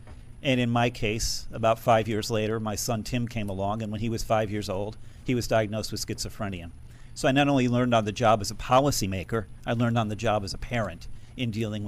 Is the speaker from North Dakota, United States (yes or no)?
no; Middletown, Connecticut, United States; I'm originally from Middletown, Connecticut.